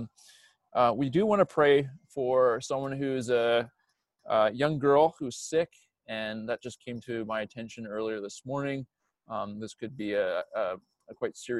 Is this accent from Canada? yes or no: yes; New Brunswick, Canada; I'm from New Brunswick